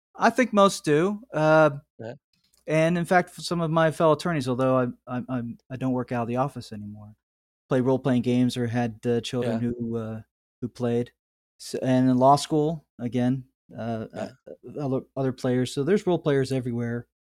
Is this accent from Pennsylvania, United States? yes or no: yes; outside of Pittsburgh, Pennsylvania, United States; moved away as an adult; also born or lived in California; my hometown here outside of Pittsburgh, uh, Pennsylvania